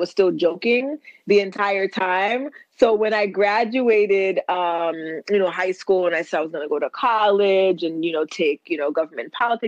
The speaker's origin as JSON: {"language": "English", "country": "United States", "tie": "born or raised there", "lives_now": "New York City, United States", "said": "I'm Haitian American. I was born in the United States. I am an attorney here in New York City."}